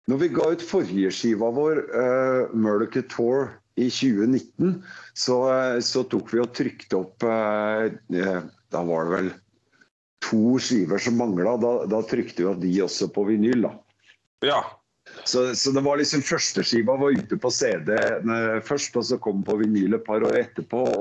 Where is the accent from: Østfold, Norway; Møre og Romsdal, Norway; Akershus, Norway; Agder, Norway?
Akershus, Norway; Vinterbro; Altså, jeg er jo fra Vinterbro, men jeg er jo Oslo-fyr.